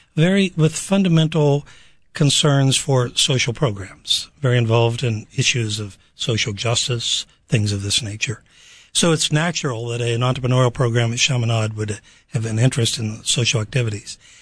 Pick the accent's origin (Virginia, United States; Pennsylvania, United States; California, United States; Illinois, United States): Pennsylvania, United States; Pittsburgh; I'm from Pittsburgh, Pennsylvania